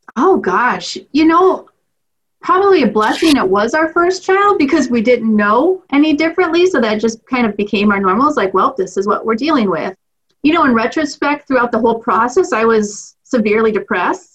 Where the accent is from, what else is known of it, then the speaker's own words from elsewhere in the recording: Clear Creek Amana School District, eastern Iowa, United States; I grew up in the Clear Creek Amana School District